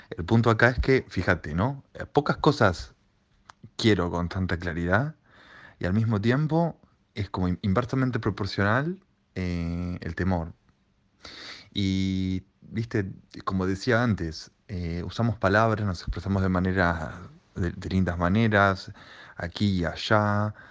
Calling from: Berazategui, Buenos Aires Province, Argentina; Hola, ¿qué tal? … de Verazategui y bueno, quería, este, porque escuché recién a la oyente que llamó

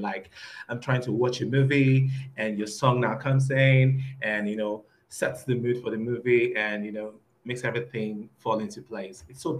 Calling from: Nigeria; Okay, I'm talking to you from Nigeria. I'm like on the other side of the world.

